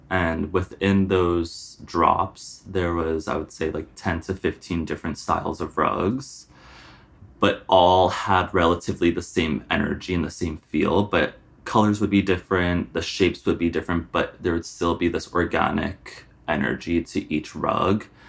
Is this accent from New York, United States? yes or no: yes; Long Island, New York, United States; I'm from Long Island, not too far away